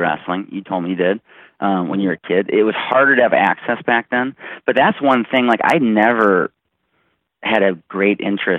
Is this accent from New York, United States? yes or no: no; Minnesota, United States; as a kid growing up in Minnesota